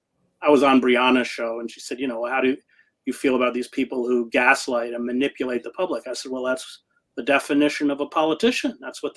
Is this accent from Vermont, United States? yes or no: yes; Vermont, United States; I was born in Vermont